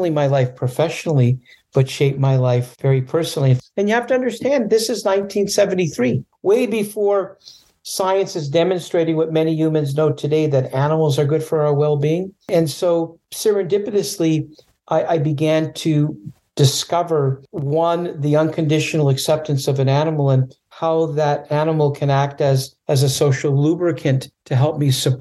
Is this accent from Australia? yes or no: no; Canada; now in California, United States; When I was a little boy growing up in Canada, I was afraid of animals